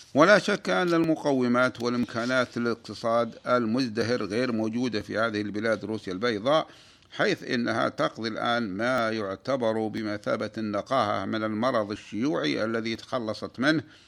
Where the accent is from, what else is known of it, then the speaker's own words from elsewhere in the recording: Saudi Arabia; بلادنا المملكة العربية السعودية